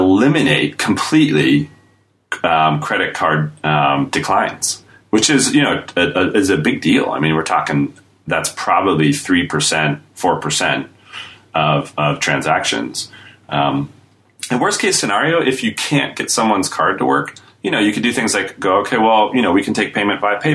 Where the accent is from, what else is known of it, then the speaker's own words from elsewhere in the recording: United States; now in United Kingdom; I'm American, but I live in the UK